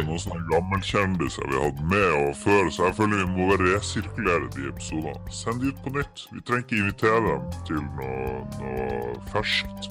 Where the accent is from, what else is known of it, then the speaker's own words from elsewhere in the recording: Harstad, Troms, Norway; vi er jo fra Harstad begge